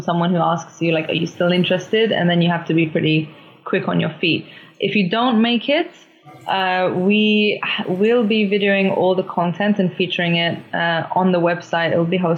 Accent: London, United Kingdom; now in Oslo, Norway; I grew up in London

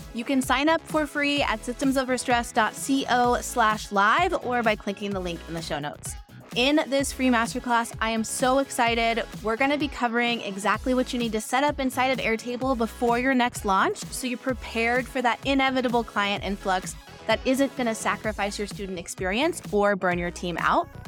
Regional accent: Pacific Northwest, United States; now in Los Angeles, United States; I live in Los Angeles, but I'm from the Pacific Northwest

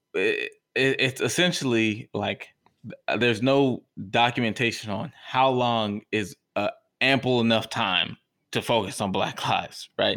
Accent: Texas, United States; as a Texan

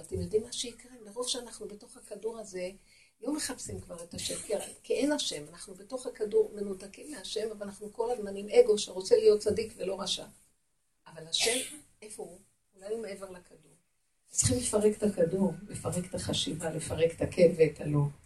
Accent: Jerusalem, Jerusalem District, Israel; אני ירושלמית

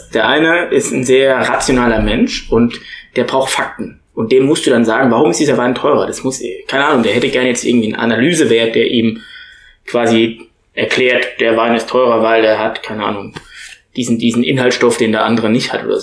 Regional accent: Bad Dürkheim, Rhineland-Palatinate, Germany; Wir kommen ja beide aus Bad Dürkheim.

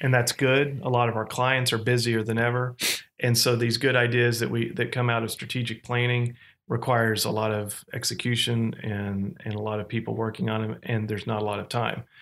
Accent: Fayetteville, Arkansas, United States; moved away as an adult; also born or lived in Oklahoma; Fayetteville, Arkansas, which was my hometown

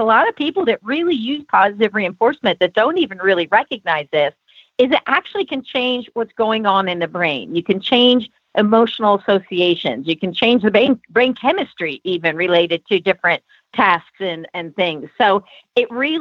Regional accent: California, United States; now in Santa Fe, United States; I'm from California. So California, we had a little different type of Mexican food

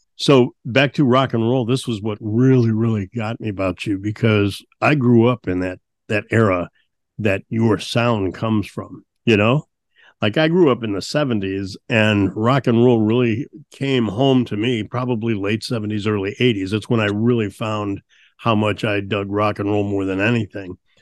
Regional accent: St. Louis, Missouri, United States; growing up in St. Louis, the blues is a strong influence

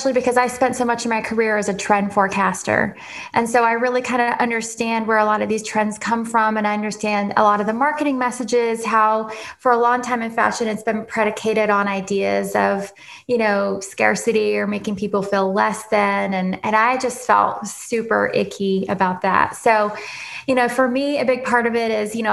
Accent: Nashville, Tennessee, United States; moved away as an adult; also born or lived in London / Paris / New York / Ohio; originally I grew up in Nashville, born and raised

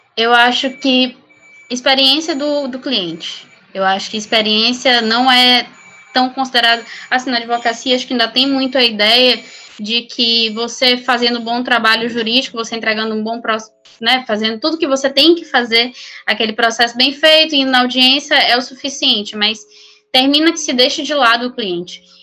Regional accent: São Luís, Maranhão, Brazil; moved away as an adult; also born or lived in São Paulo; eu sou de São Luís, Maranhão

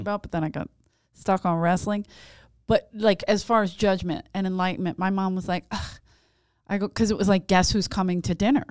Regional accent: Philadelphia, Pennsylvania, United States; growing up in South Philly

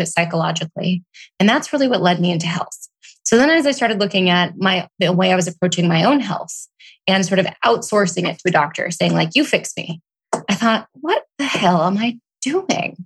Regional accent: Oregon, United States; moved away as an adult; also born or lived in Portland / Seattle / Austin / New York; I grew up in Oregon

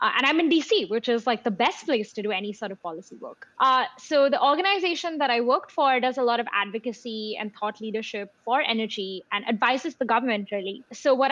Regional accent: India; moved away as an adult; also born or lived in London; growing up in India. And I think in India, you sometimes, you know, you at least in Mumbai, like you pass by slums every day

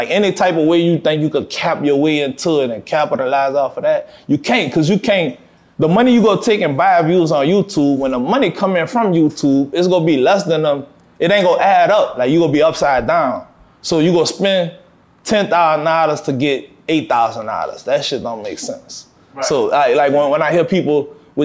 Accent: New Orleans, Louisiana, United States; I'm from New Orleans, man. Like, most of us grew up with a trumpet or fucking drums in our hand

